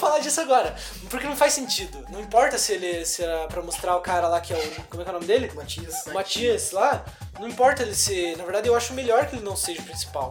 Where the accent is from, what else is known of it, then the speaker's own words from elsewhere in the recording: Canoinhas, Santa Catarina, Brazil; Somos de Canoinha, Santa Catarina, um lugar que é bem, bem tranquilo e tal.